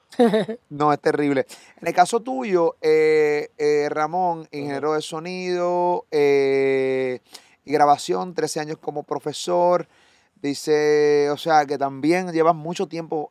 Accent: Puerto Rico; de Puerto Rico

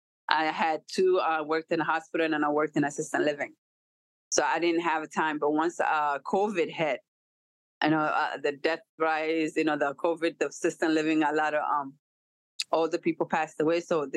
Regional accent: Minnesota, United States; moved away; So it was a challenge in growing up in Minnesota as a teenager. I ended up moving away because I couldn't deal with it.

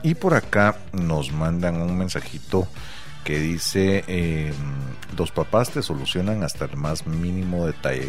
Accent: Guatemala; algo que define al pueblo guatemalteco es la pinche pena

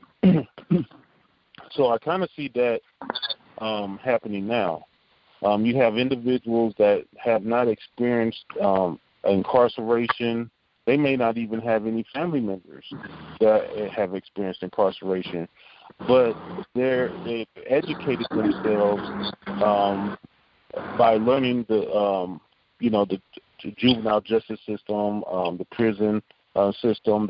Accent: Omaha, Nebraska, United States; I grew up in Omaha, Nebraska, on 24th Street in a place called Logan Fontanelle Projects

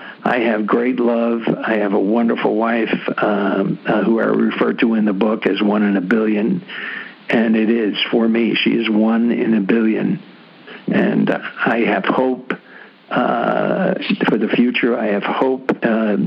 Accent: New York City, New York, United States; I'm from the Bronx, New York

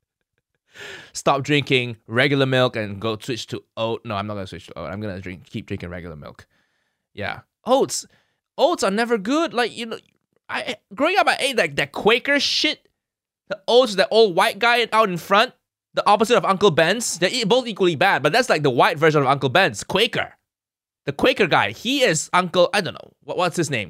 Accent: Kuala Lumpur, Malaysia; moved away as an adult; also born or lived in Chicago, United States; now in United Kingdom; I grew up in Malaysia, food heaven

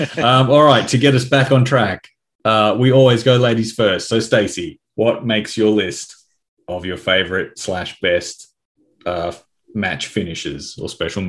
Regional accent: Australia; I'm joined by my fellow Aussies

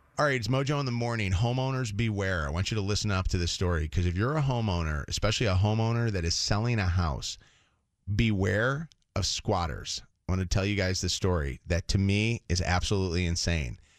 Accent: Illinois, United States; I grew up in Illinois

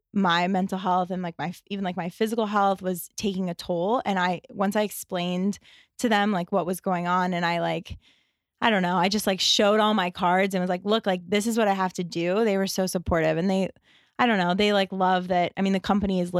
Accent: Pittsburgh, Pennsylvania, United States; moved away; also born or lived in Hoboken; I'm from the East Coast. I'm from Pittsburgh.

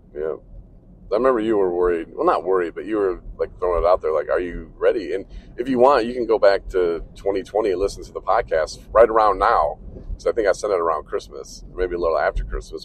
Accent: Coloma, Michigan, United States; moved away; we're coming into my hometown of Coloma now

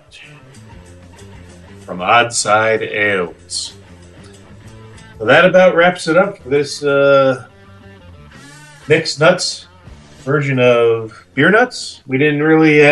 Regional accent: Michigan, United States; we're from Michigan

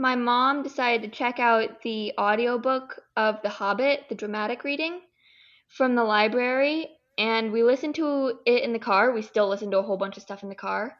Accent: California, United States; I'm from California

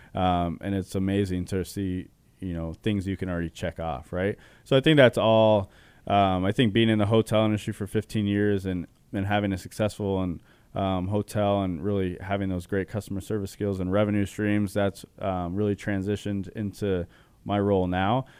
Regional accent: Chandler, Arizona, United States; I was born and raised in Arizona. Chandler specifically

